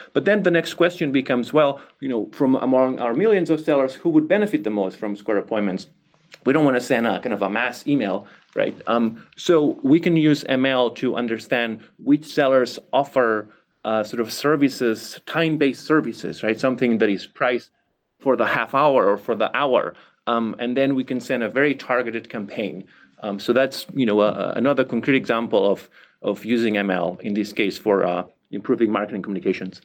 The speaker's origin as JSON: {"language": "English", "town": "Barcelona", "region": "Catalonia", "country": "Spain", "tie": "born or raised there", "moved": "yes", "said": "I come from Barcelona, Catalonia, Spain, right? And growing up there, I developed an interest in languages."}